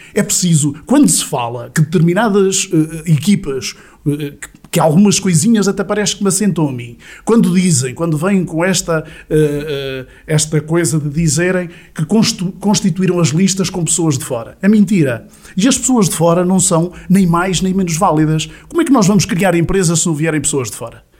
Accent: Sátão, Centro, Portugal; nasci no Sátão, cresci no Sátão

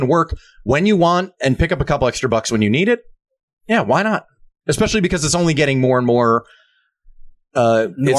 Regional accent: New Jersey, United States; growing up in New Jersey

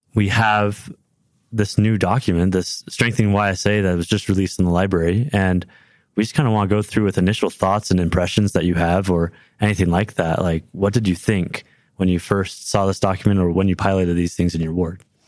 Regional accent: Livermore, California, United States; now in Provo, United States; I'm currently in Provo, Utah, but I was born and raised in Livermore, California, right outside San Francisco, California

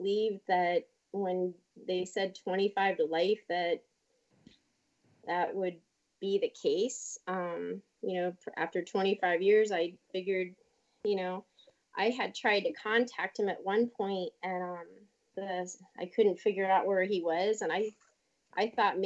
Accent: Washington, District of Columbia, United States; I grew up in Washington, D.C.

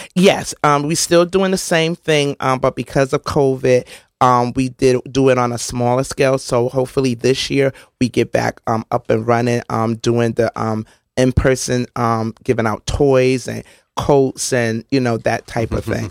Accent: New Haven, Connecticut, United States; I grew up on Canal Street, one twenty Canal Street, sixth floor apartment sixty-six, which is now Monterey Place

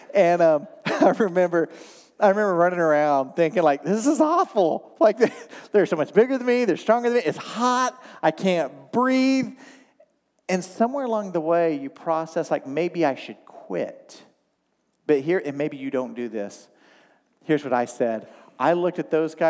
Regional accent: Oklahoma, United States; now in Michigan, United States; I grew up in Oklahoma.

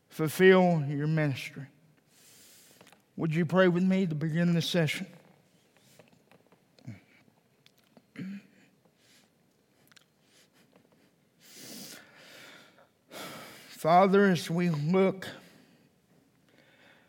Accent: Texas, United States; now in Provo, United States; I'm originally from Texas

